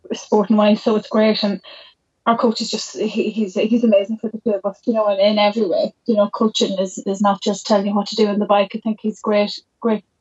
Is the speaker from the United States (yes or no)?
no; Jenkinstown, Leinster, Ireland; We're from Jenkinstown in between Dundalk and the borders